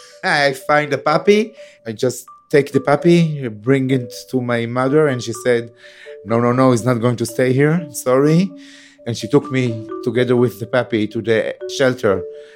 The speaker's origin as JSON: {"language": "English", "town": "Beersheba", "region": "Southern District", "country": "Israel", "tie": "born or raised there", "said": "I was born in Be'er Sheva. I grew up in Be'er Sheva."}